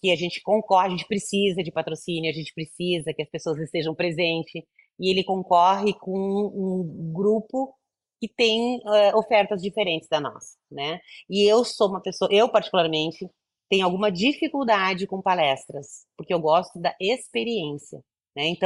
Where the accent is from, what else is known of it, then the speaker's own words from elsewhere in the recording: Rio Grande do Sul, Brazil; moved away; voltamos para o meu Rio Grande do Sul, sou gaúcha